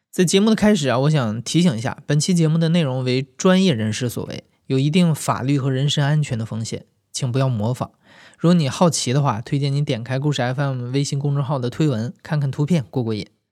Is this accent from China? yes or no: yes; Northeast China, China; 在我的老家， 中国东北这片孕育了无数传奇主播的宝地